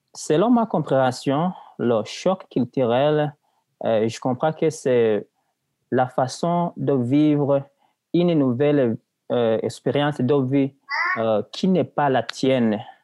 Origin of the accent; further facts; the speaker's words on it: Burundi; also born or lived in Tanzania / Malawi; now in Quebec, Canada; Avant d'être en Tanzanie, j'étais au Burundi, donc dans mon pays natal